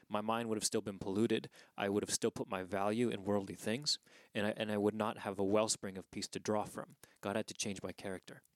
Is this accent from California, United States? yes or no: yes; Southern California, United States; moved away; I was born in Southern California